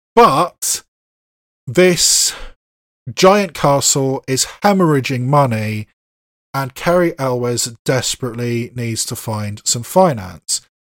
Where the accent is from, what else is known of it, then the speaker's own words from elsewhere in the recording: United Kingdom; as a native British person, I mean, I'm not Scottish myself